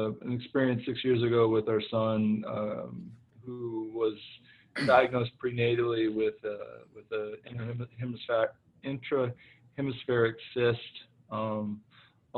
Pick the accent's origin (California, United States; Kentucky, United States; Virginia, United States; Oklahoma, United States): Oklahoma, United States; moved away; I am from the great state of Oklahoma